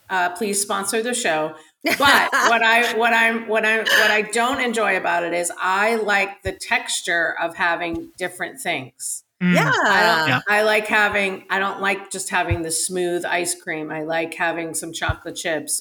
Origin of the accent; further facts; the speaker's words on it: Boston, Massachusetts, United States; now in Los Angeles, United States; I'm from Boston originally.